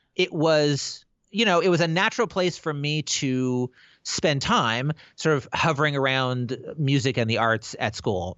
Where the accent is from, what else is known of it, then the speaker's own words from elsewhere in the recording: Pacific Northwest, United States; I'm from the Pacific Northwest